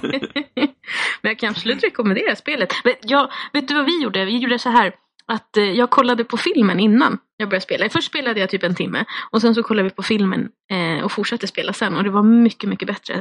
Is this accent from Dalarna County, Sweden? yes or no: no; Skogås, Stockholm County, Sweden; jag är ju uppvuxen i Skogås som är 20 minuter från, från Stockholm